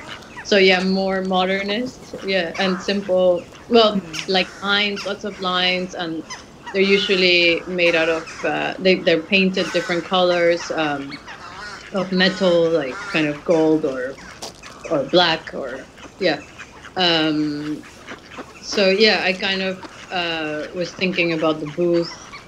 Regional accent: Mexico City, Mexico; I grew up in Mexico City and I grew up in a kind of gated community in Mexico City

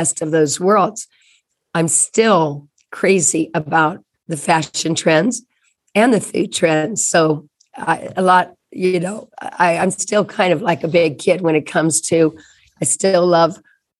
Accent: Indianapolis, Indiana, United States; I grew up in Indianapolis, Indiana, and that's the heartland.

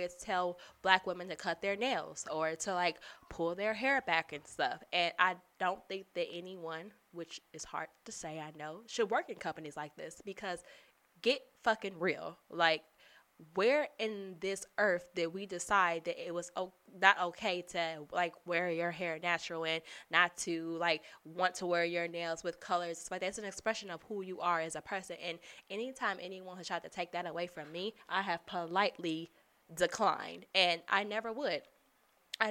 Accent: Chicago, Illinois, United States; I'm from Chicago. I say jury

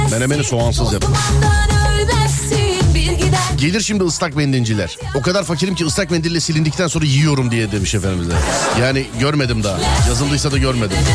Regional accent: İzmir, Turkey; İz, İzmir'denim. İzmir'den.

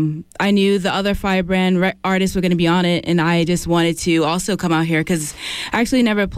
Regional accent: New York City, New York, United States; now in Albany, United States; I'm originally from the Bronx. I live in Albany now because New York City is too expensive for me

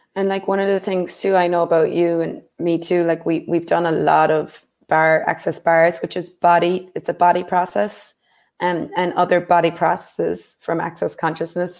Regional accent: Ireland; growing up in Ireland

